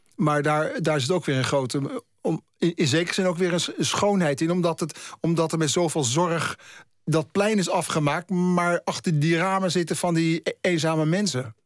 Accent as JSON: {"language": "Dutch", "town": "Haarlem", "region": "North Holland", "country": "Netherlands", "tie": "born or raised there", "moved": "as an adult", "lives_now": "Amsterdam, Netherlands", "said": "ik ben in negentien achtenentachtig vanuit mijn woon, eh, mijn geboorteplaats Haarlem naar Amsterdam verhuisd"}